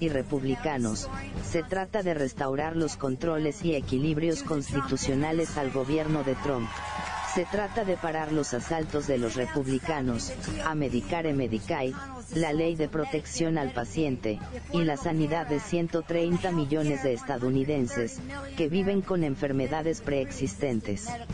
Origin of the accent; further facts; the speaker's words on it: Mexico; como decimos acá en mi país, México